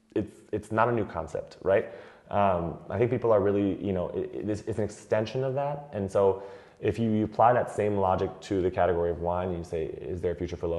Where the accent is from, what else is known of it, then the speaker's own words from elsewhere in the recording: United States; moved away as an adult; now in France; as an American I've always accepted because we grew up with light beers around all the time